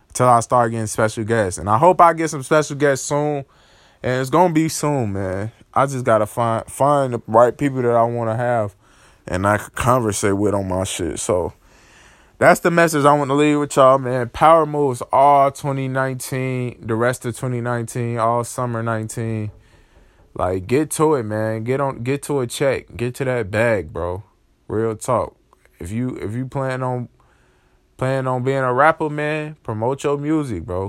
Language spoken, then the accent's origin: English; Chicago, Illinois, United States; I'm from Chicago